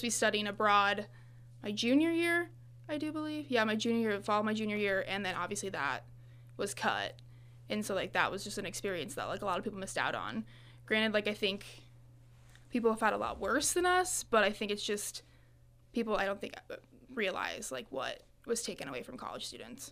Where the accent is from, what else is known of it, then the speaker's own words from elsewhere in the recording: Farmington, Illinois, United States; moved away as an adult; now in Monmouth, United States; I'm from the Farmington area, which is, like, about an hour away